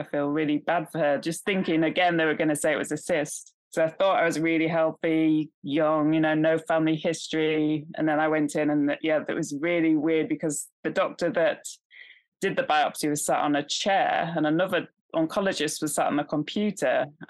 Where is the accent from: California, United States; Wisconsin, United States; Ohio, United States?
California, United States; I grew up in California, so, you know, they're all about healthy eating and lots of different practices.